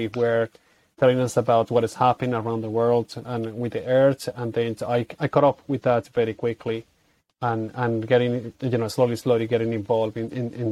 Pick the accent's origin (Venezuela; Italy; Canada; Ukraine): Venezuela; Caracas, Capital District; moved away as an adult; also born or lived in Colombia; now in Ireland; I grew up in the capital in Caracas